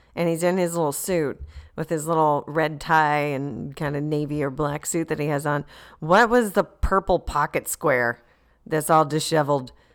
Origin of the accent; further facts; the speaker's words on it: Deltona, Florida, United States; Deltona, is where I was born and raised